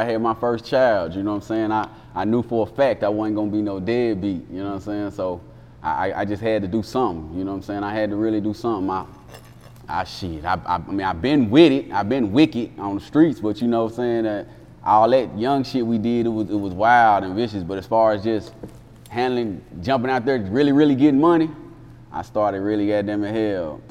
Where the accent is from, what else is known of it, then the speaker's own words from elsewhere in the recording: Jackson, Tennessee, United States; also born or lived in Ohio; I'm originally from Ohio, but growing up in Jackson, Tennessee